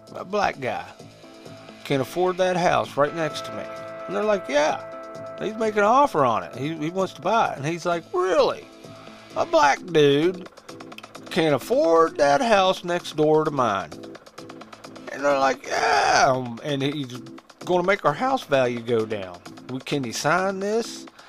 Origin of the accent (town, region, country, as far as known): Huntington, West Virginia, United States; born or raised there